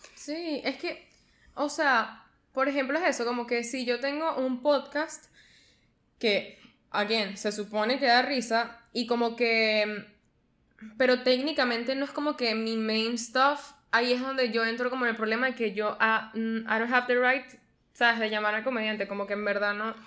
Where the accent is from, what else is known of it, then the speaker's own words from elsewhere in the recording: Venezuela; yo soy venezolano